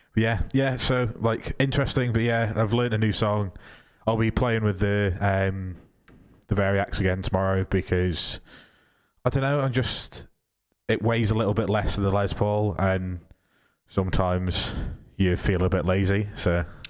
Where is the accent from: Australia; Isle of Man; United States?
Isle of Man; I'm from the Isle of Man